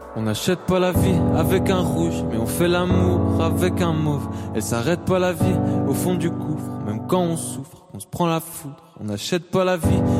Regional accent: Besançon, Bourgogne-Franche-Comté, France; dans ma ville, quoi, là où j'ai grandi.

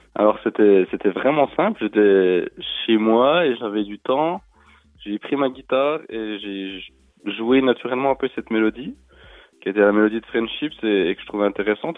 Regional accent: Besançon, Bourgogne-Franche-Comté, France; Je suis né à Besançon et j'habite, euh, euh, dans le coin, dans, dans le Doubs

